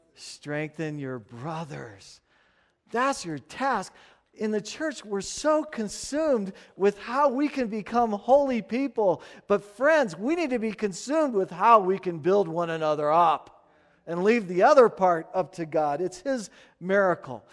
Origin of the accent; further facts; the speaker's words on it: United States; we're American